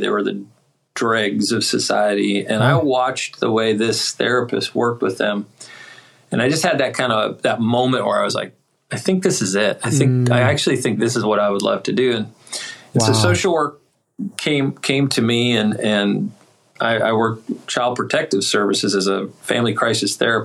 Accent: Duluth, Minnesota, United States; moved away as an adult; also born or lived in Springfield, Missouri / Delaware / West Virginia; now in Raleigh, United States; I'm originally from Duluth, Minnesota, and I've moved around quite a bit

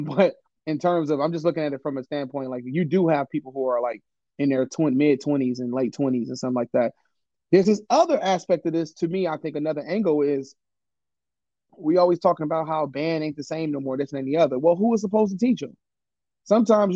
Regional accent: Detroit, Michigan, United States; experiences of growing up in Detroit

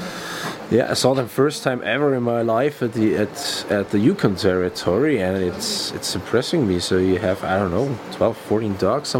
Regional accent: Bavaria, Germany; I'm from Bavaria, Germany

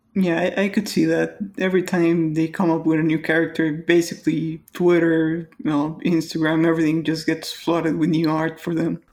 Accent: Mexico; English is a second language

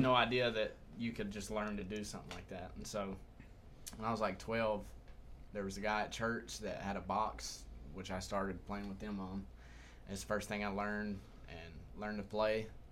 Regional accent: Humboldt, Tennessee, United States; I'm from uh, Humboldt, Tennessee.

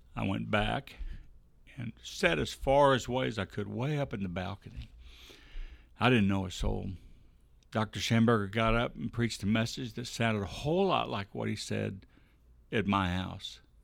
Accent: Bossier City, Louisiana, United States; I was born in Bossier City

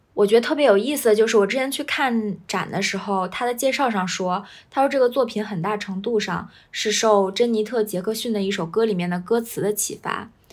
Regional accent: China; 我们中国人

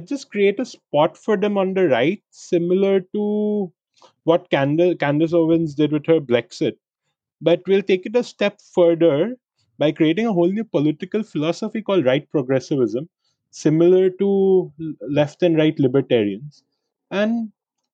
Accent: India; I'm an Indian who wanted to go there for an MBA

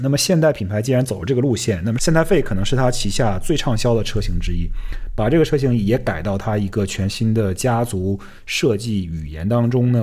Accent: China; moved away; 虽然我们在中国长大

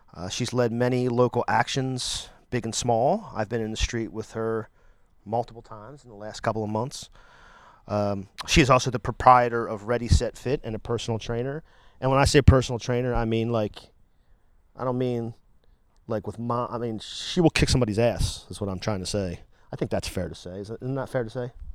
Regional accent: Delaware, United States; I was born and raised here, and I, I sorta like it here, too

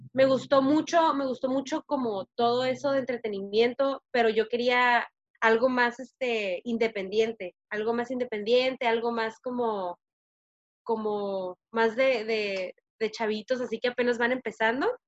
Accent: Tijuana, Baja California, Mexico; moved away as an adult; also born or lived in San Diego; now in United States; nací en San Diego, pero viví en Tijuana casi toda mi vida

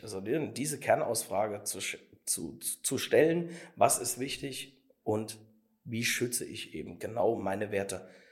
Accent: Saarland, Germany; es ist alles bei uns im Saarland so noch so ein bisschen hemdsärmelig

